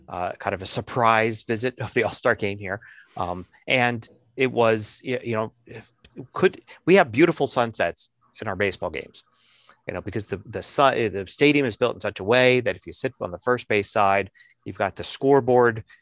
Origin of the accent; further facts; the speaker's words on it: Philadelphia, Pennsylvania, United States; I'm from Philly.